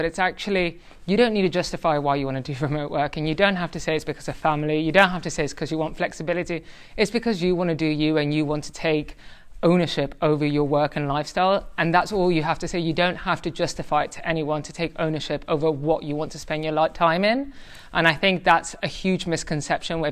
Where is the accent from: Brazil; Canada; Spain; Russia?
Spain; Tenerife, Canary Islands; now in London, United Kingdom; I'm half Spanish, half Irish. I grew up in the Canary Islands, Tenerife.